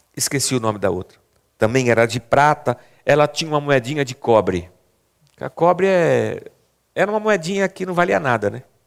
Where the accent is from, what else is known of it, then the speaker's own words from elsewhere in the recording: Barbacena, Minas Gerais, Brazil; moved away; Quando era criança pequena lá em Barbacena, chamava gasofilácio